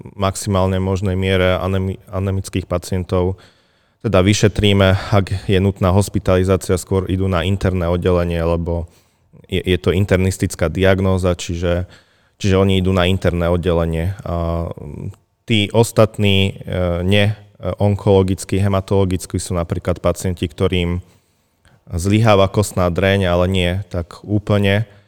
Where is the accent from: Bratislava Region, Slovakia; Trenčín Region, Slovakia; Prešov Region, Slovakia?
Prešov Region, Slovakia; Vranov nad Topľou; moved away as an adult; now in Martin, Slovakia; No, ja som východňar v prvom rade. Pochádzam z krásnej obce Vranov na Toplov